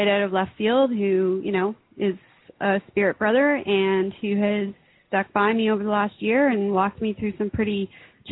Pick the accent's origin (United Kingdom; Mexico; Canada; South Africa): Canada; I'm an author from Canada